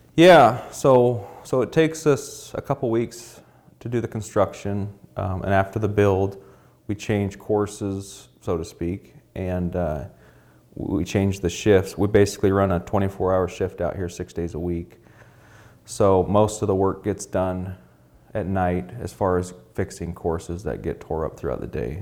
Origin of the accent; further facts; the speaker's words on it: Alaska, United States; being born and raised in Alaska